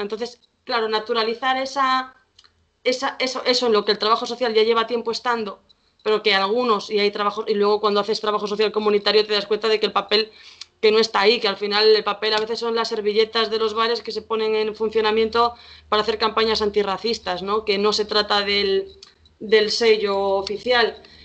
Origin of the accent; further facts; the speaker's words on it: Vigo, Galicia, Spain; soy aquí de Vigo